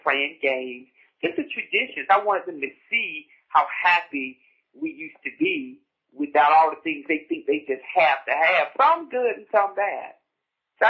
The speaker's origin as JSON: {"language": "English", "country": "United States", "tie": "born or raised there", "said": "growing up on Rehoboth Road, the great thing about Rehoboth Road, and it still stands, was tradition"}